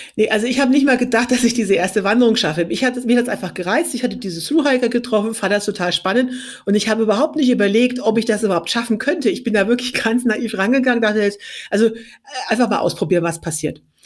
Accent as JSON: {"language": "German", "area": "Franconia", "region": "Bavaria", "country": "Germany", "said": "ich komme aus Bayern, genauer gesagt aus Franken"}